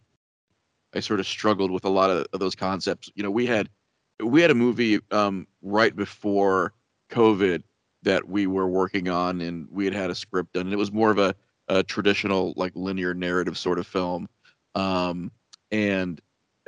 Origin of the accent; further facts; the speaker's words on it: Midwest, United States; we're from the Midwest in the United States